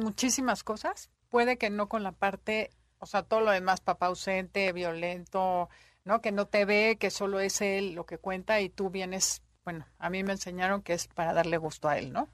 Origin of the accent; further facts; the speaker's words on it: Mexico; mamás mexicanas